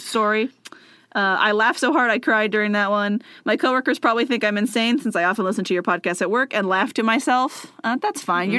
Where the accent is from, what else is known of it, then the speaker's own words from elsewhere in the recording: Texas, United States; I'm from Texas